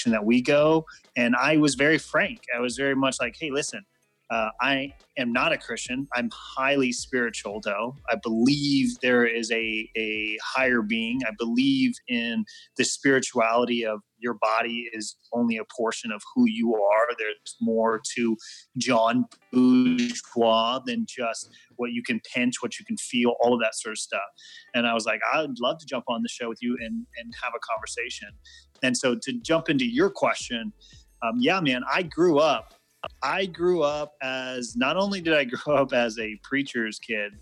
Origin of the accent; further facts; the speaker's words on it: Guam; my dad was in the Air Force, and I grew up on Guam.